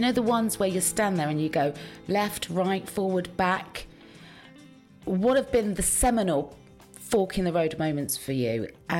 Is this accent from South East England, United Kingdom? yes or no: no; Cheltenham, South West England, United Kingdom; now in London, United Kingdom; Because when I first arrived in London, you know, I was from the country. So I was like, you know, I'm from Cheltenham in Gloucestershire.